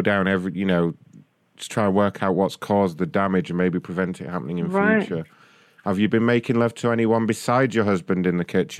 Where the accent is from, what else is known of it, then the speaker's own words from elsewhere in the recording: London, United Kingdom; London. Yeah, I'm a...